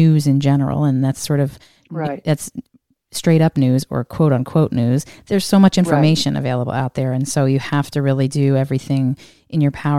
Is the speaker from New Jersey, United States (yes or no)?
yes; New Jersey, United States; I'm a Republican from New Jersey